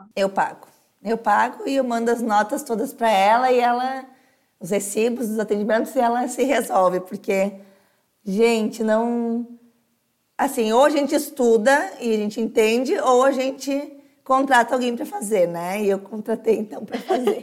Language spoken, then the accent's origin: Portuguese; Novo Hamburgo, Rio Grande do Sul, Brazil; eu sou de Novo Hamburgo